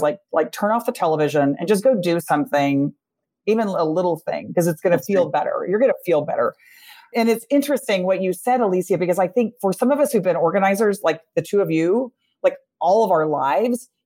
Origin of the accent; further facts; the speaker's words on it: Texas, United States; my home state of Texas